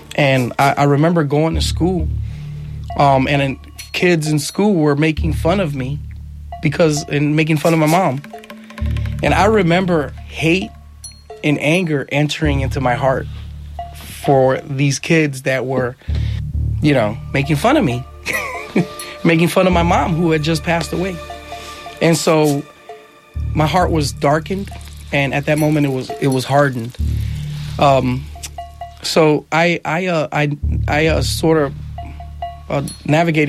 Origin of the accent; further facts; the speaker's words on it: New York City, New York, United States; I was born in New York, in the Bronx, but I was raised till I was six in Manhattan, in Washington Heights